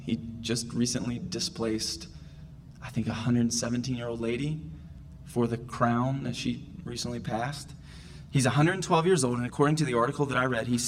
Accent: the South, United States; I'm from the South, and I grew up watching that movie every year

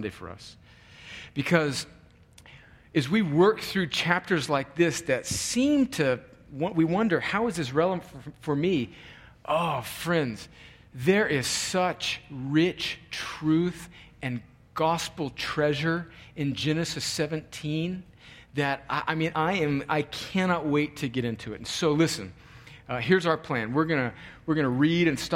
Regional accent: California, United States; moved away; my home country of California

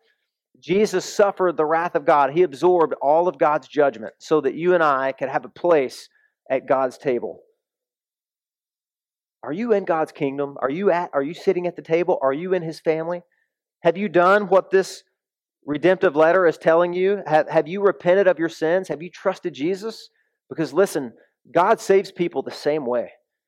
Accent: the South, United States; moved away; I came from the South

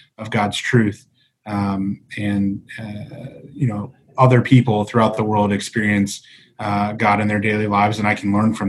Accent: United States; I've grown up as an American kid steeped in American theology

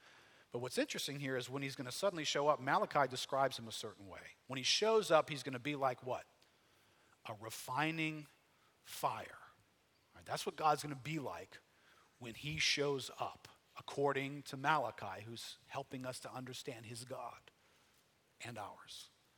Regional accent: Metairie, Louisiana, United States; also born or lived in New Orleans; Okay, I'm some dude from Metairie. Call me …. I'm like everybody else from Metairie. I grew up somewhere in the New Orleans area.

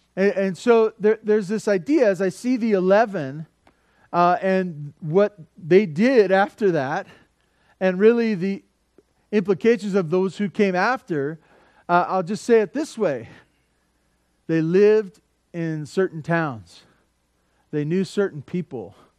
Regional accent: Santa Barbara, California, United States; also born or lived in Tehachapi; I grew up in Santa Barbara

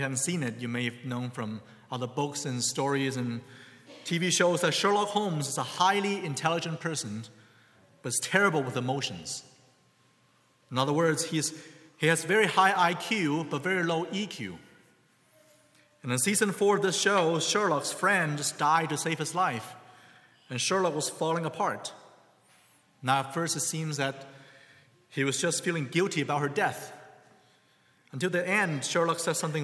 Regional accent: China; now in United States; I had a Chinese name growing up in China

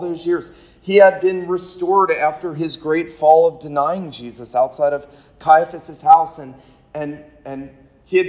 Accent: St. Simons Island, Georgia, United States; I grew up on St. Simon's Island, Georgia

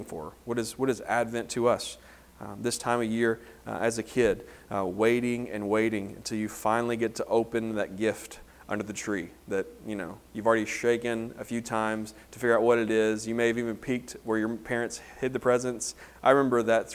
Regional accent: Homer, Louisiana, United States; moved away; growing up in Homer, Louisiana

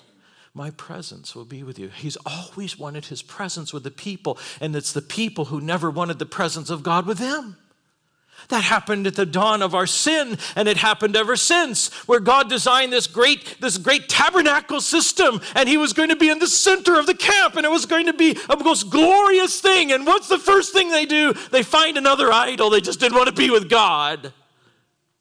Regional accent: United States; we're an American

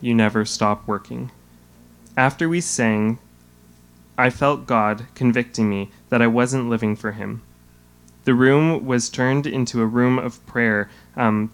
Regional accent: Hamilton, Ontario, Canada; I was born and raised in Hamilton

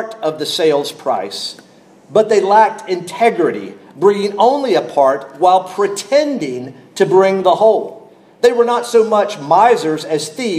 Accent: North Carolina, United States; I grew up in North Carolina

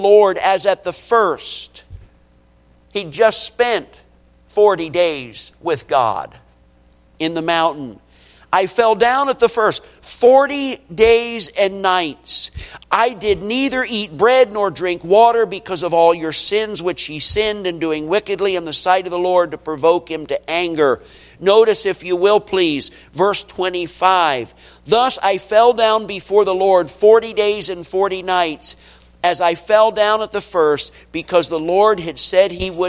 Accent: United States; we American Christians

